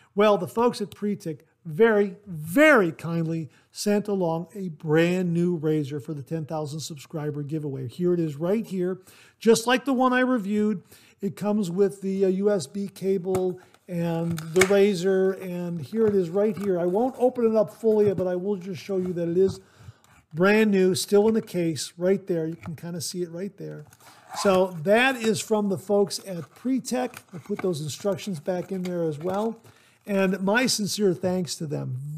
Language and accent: English; Ohio, United States; my home state, the state of Ohio